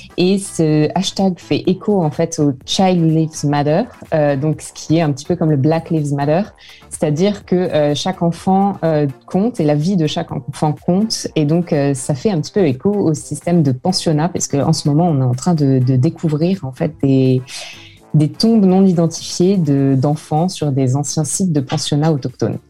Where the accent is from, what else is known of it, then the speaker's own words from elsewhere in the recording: France; now in Vancouver, Canada; en tant que Français